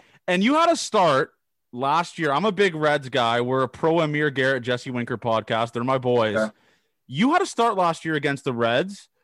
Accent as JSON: {"language": "English", "country": "Canada", "said": "I'm a Canadian guy"}